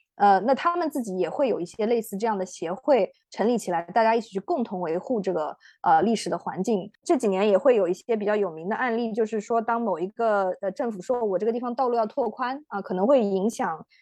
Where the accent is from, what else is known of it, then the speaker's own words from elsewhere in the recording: China; 我们中国人的成长记忆里面是有一个很，呃，就是可能是我这一代人啊，有一个很深刻的一段阶段，就是一个，呃，农业社会